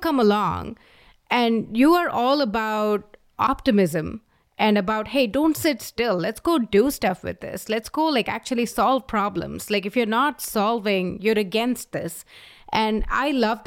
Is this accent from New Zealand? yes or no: no; India; now in United States; we come from India, you know, lower economic background